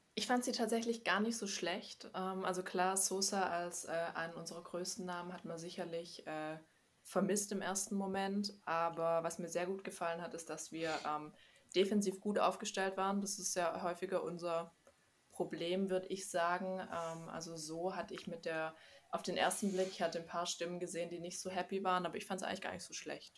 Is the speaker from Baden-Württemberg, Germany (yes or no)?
yes; Stuttgart, Baden-Württemberg, Germany; ich komme aus Stuttgart, ähm, bin hier auch geboren und ausgewachsen